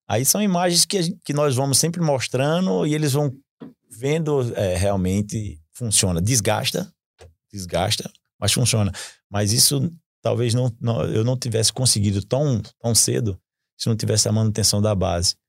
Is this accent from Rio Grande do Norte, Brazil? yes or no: yes; Natal, Rio Grande do Norte, Brazil; eu moro, eu sou de Natal